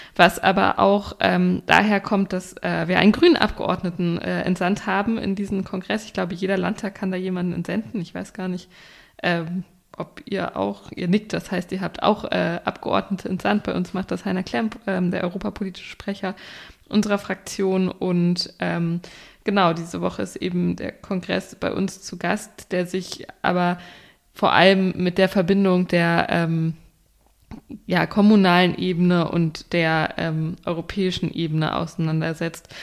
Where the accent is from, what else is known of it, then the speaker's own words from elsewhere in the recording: Germany; als Deutscher